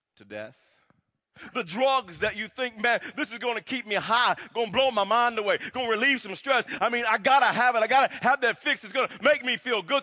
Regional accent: Wewoka, Oklahoma, United States; growing up in Wewoke, Oklahoma

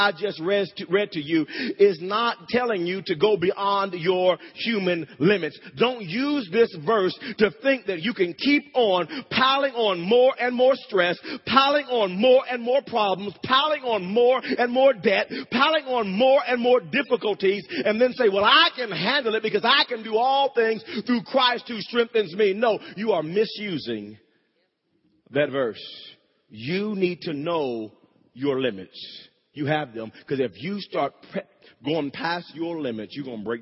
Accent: Wewoka, Oklahoma, United States; When I was growing up in Wewoke, Oklahoma, me and my brother, we shared a bedroom.

